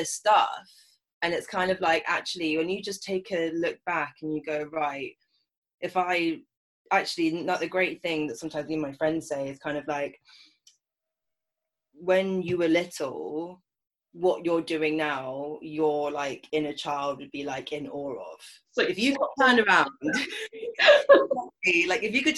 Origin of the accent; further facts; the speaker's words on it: London, United Kingdom; growing up in London as a mixed race woman